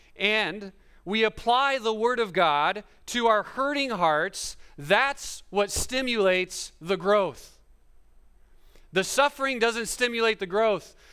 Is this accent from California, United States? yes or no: yes; Fresno, California, United States; I'm from Fresno, which is the Central Valley